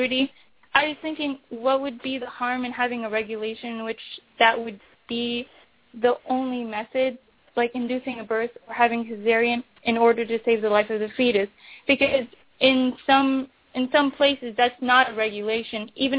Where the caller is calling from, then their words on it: Seattle, Washington, United States; I'm calling from Seattle, Washington.